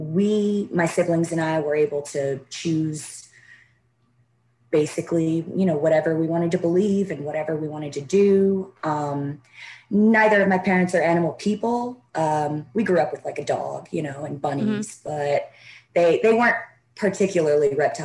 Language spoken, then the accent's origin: English; Alabama, United States; now in Mississippi, United States; I am originally from Alabama, and laws are strict there regarding venomous. So I live in Mississippi now with my husband